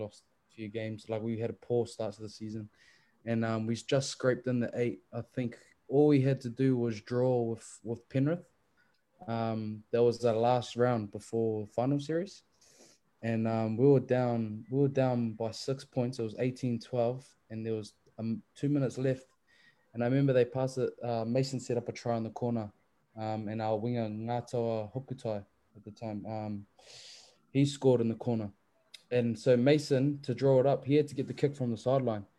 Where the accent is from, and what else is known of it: Papakura, Auckland, New Zealand; born or raised there; also born or lived in Christchurch, New Zealand